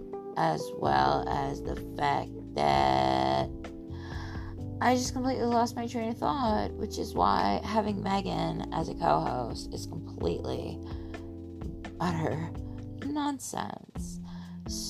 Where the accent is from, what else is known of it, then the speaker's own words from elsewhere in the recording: Philadelphia, Pennsylvania, United States; as a Philadelphian